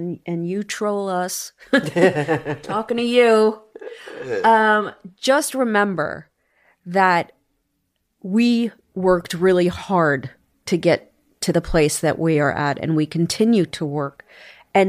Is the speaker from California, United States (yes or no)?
no; New York City, New York, United States; also born or lived in Bensonhurst, Brooklyn; I was born in Bensonhurst and then I lived in Staten Island. My parents had no money. They raised two kids on no money